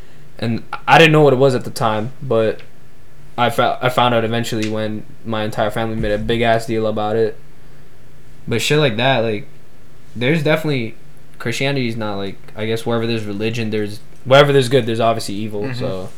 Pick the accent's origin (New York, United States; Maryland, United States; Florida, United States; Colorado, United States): New York, United States; New York City; cause I'm from New York City. I'm from the United States. I'm from America.